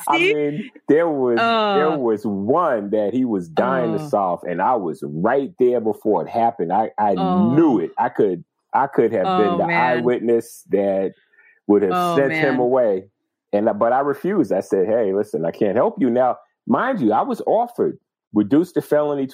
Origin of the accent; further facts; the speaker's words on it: Tuckahoe, New York, United States; I grew up in Westchester County